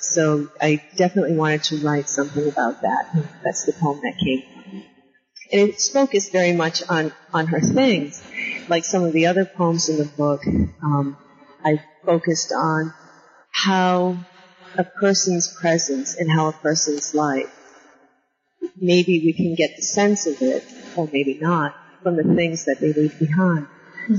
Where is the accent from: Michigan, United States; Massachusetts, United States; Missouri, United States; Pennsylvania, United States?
Massachusetts, United States; New Bedford; I grew up in Massachusetts uh, on the on the coast in New Bedford, Mass